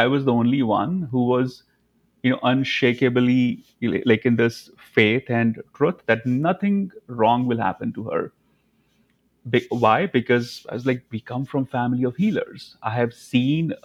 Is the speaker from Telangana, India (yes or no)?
no; Dharamshala, Himachal Pradesh, India; moved away as an adult; also born or lived in New York; now in Los Angeles, United States; Dharmshala, McLeodganj. That's like my hometown.